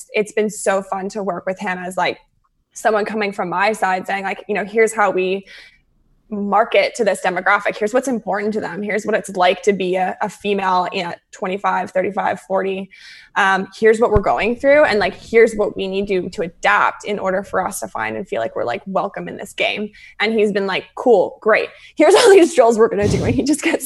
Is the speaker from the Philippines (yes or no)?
no; Calgary, Alberta, Canada; now in Vancouver, Canada; I'm originally from Calgary